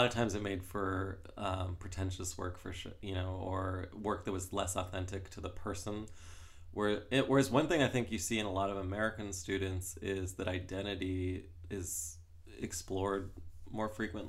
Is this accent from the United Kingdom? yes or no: no; Canada; also born or lived in Toronto / United States; I'm from Canada